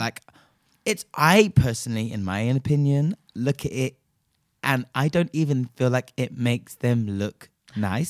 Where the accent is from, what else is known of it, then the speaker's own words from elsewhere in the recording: Nigeria; my home country of Nigeria